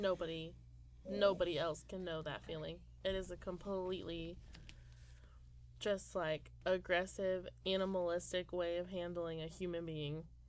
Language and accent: English; Indiana, United States; moved away; I'm from Indiana. Didn't know anyone of color.